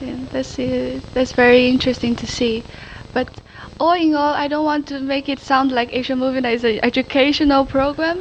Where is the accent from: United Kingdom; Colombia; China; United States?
China; now in Netherlands; I'm from China